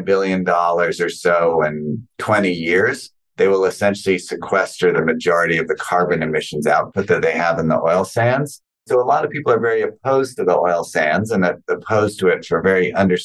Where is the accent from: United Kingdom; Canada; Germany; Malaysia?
Canada; a Canadian-born person